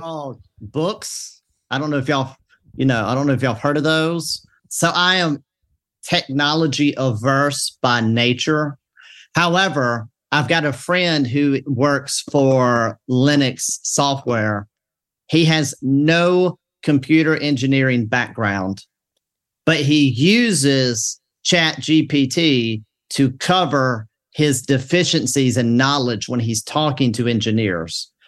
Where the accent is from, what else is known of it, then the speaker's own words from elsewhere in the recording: the South, Southern United States, United States; I'm a Southerner